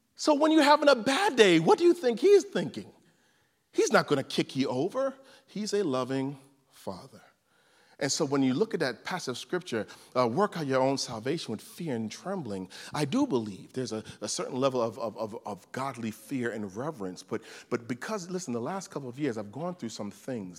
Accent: New York City, New York, United States; I was raised in Crown Heights, Brooklyn

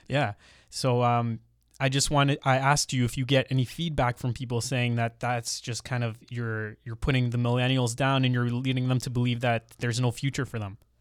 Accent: Mississauga, Ontario, Canada; also born or lived in Brampton; I grew up in Mississauga and then later moved to Brampton

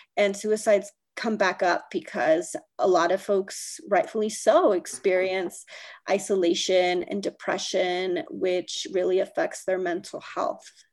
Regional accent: Northern California, United States; now in Denver, United States; i was born and raised in northern california

